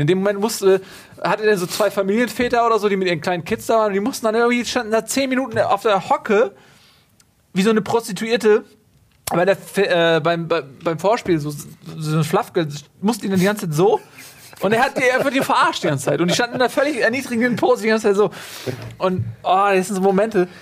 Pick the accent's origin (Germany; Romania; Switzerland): Germany; Northern Germany; als Norddeutscher